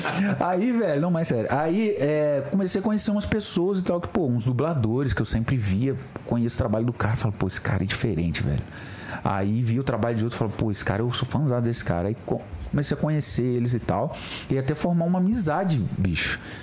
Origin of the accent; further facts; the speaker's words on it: Mimoso do Sul, Espírito Santo, Brazil; lá na minha cidade, Mimoso do Sul, Espírito Santo